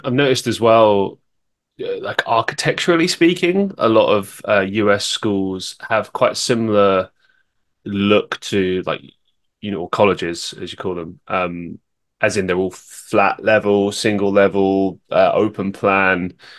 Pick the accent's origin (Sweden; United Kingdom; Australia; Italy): United Kingdom; London; moved away; I grew up in London